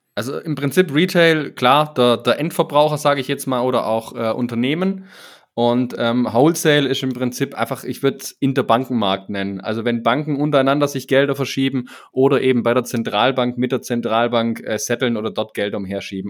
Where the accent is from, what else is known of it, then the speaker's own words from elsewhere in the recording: Swabia, Germany; mir als Schwabe